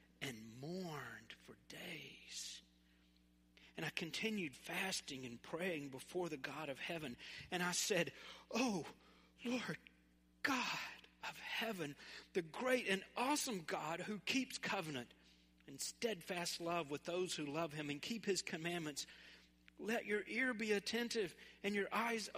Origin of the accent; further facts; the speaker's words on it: Memphis, Tennessee, United States; where I grew up in North Memphis